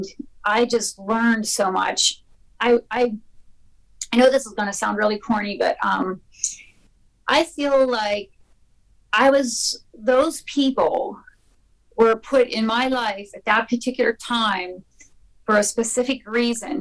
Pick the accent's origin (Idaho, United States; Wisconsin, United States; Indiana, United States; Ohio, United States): Idaho, United States; we grew up in Idaho